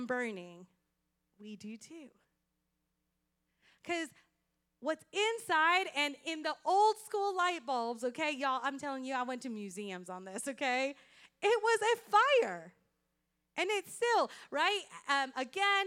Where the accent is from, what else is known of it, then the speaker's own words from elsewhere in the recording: Puerto Rico; English is a second language; moved away; When I grew up in Puerto Rico